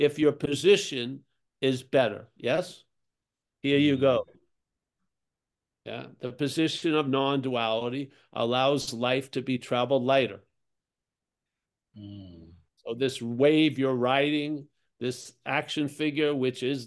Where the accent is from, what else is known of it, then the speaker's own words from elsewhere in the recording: Rockville Centre, New York, United States; I'm from Long Island